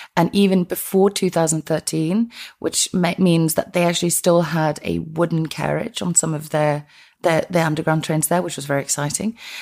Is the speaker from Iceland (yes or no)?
yes; Iceland; moved away as an adult; now in London, United Kingdom; I'm from Iceland originally